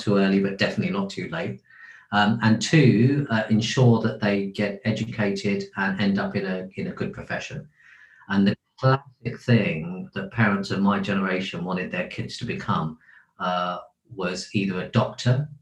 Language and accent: English; London, United Kingdom; also born or lived in India; I was born in India, actually, and I came to the country as a child and grew up in Lewisham, southeast London.